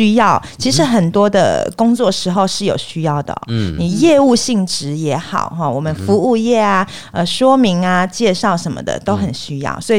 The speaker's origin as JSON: {"language": "Chinese", "town": "Xinzhuang", "region": "New Taipei", "country": "Taiwan", "said": "哎，是我来自新庄，我本身呢就是对于那个口条训练啦、演说表达非常的有兴趣。"}